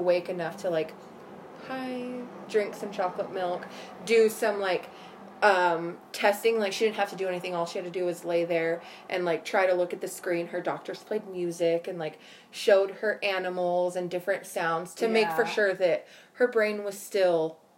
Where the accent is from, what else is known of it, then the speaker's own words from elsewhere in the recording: Florida, United States; I'm from Florida, y'all.